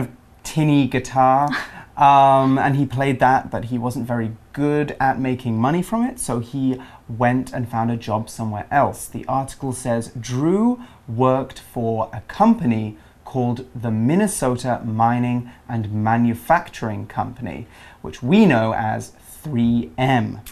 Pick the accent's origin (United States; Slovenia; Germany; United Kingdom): United Kingdom; England; I'm from the UK, I'm from England